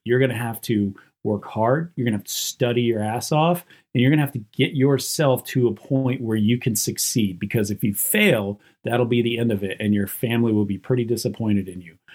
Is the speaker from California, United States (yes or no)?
no; Western North Carolina, United States; I grew up on a map dot in Western North Carolina out in the mountains and in a super duper poor area